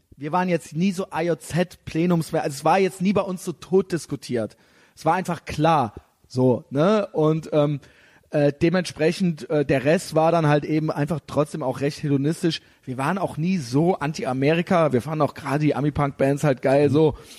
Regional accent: Germany; wir als Deutsche

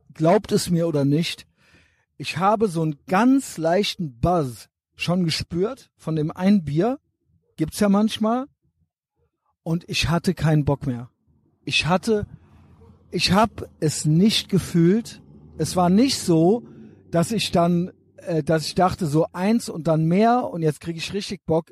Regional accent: Germany; Ich bin ja auch Deutscher

